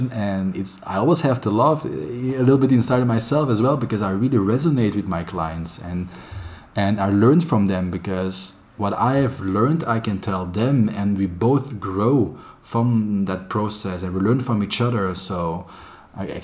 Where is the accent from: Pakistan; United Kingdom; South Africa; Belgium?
Belgium; Antwerp, Flanders; moved away as an adult; now in Barcelona, Spain; I'm from Antwerp, the most beautiful city of Belgium